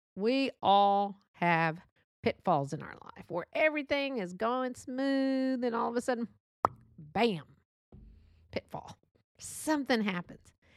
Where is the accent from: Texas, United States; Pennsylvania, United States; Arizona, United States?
Texas, United States; accent: Texas; born and raised here in Texas